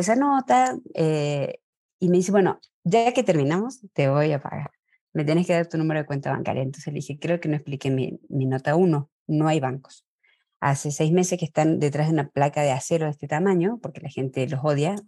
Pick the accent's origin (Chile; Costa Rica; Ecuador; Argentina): Argentina; moved away as an adult; now in Mexico; nací en Argentina, soy argentina de nacimiento mexicana por elección